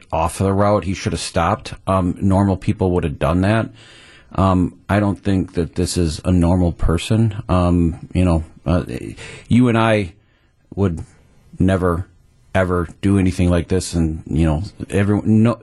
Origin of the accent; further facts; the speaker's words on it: Waukesha, Wisconsin, United States; This is my hometown.